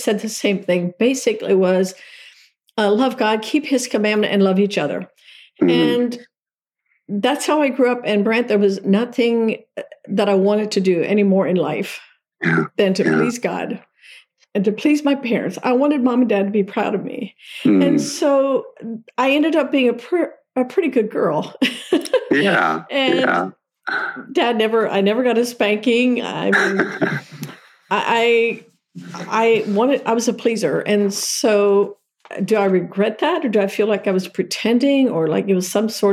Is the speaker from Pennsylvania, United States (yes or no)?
yes; Lancaster County, Pennsylvania, United States; So I started out as a little Amish girl. Mom and Dad were horse and buggy Amish, and in Lancaster County, Pennsylvania. It's where it all started for me.